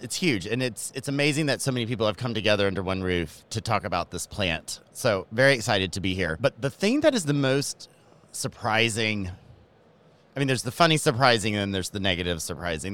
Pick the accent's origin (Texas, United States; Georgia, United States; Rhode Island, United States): Georgia, United States; accent: Southern; moved away as an adult; also born or lived in Miami; I am from Georgia. So if my Southern accent comes out